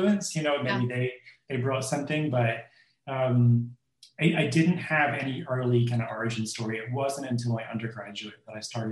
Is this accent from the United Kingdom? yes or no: yes; Portaferry, Northern Ireland, United Kingdom; moved away as an adult; also born or lived in London; now in Santa Barbara, United States; I grew up in Northern Ireland in a small town called Portaferry, which is just on the shores of Strangford Loch, which is about an hour south of Belfast.